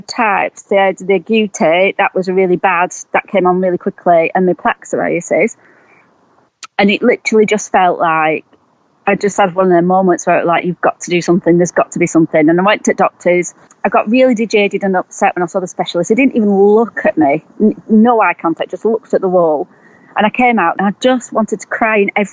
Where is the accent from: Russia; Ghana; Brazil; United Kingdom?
United Kingdom; Preston, North West England; moved away as an adult; also born or lived in Herefordshire; I'm from Preston in Lancashire, but I was living in Herefordshire